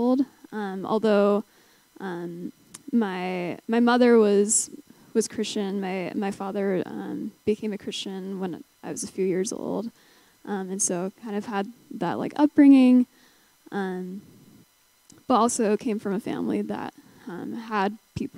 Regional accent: St. George, Utah, United States; moved away as an adult; now in Salt Lake City, United States; growing up in St. George

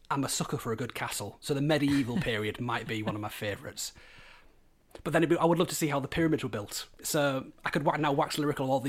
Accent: Hull, Yorkshire and the Humber, United Kingdom; also born or lived in York; when you grow up in Hull you are quite keen to spread your wings and go other places

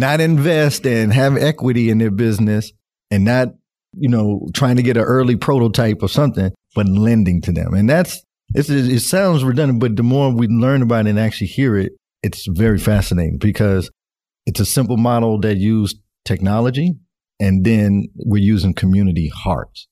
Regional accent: Nashville, Tennessee, United States; moved away as an adult; now in Northwest Arkansas, United States; I'm originally from Nashville, Tennessee, and I moved to Northwest Arkansas about three, four years ago

